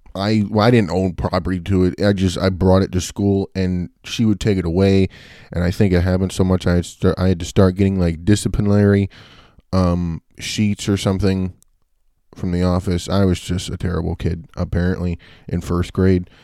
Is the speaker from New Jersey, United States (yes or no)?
yes; Bayville, New Jersey, United States; also born or lived in Richmond, Virginia; around when I was three, I moved to New Jersey, uh, and I went to Bayville Elementary School, and that was when I went to like kindergarten to fourth grade